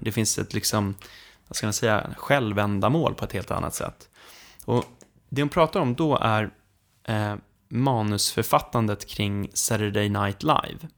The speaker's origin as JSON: {"language": "Swedish", "country": "Sweden", "said": "vi svenskar"}